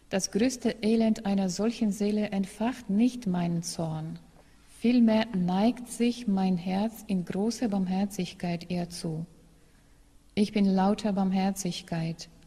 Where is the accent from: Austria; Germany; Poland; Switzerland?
Poland; German is a second language; In meiner Heimat, also in Polen, sagt man ein solches Sprichwort.